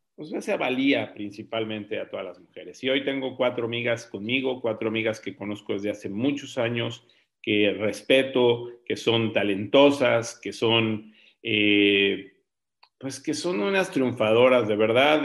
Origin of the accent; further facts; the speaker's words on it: Mexico City, Mexico; moved away; yo viví en la Ciudad de México este, de joven, de niño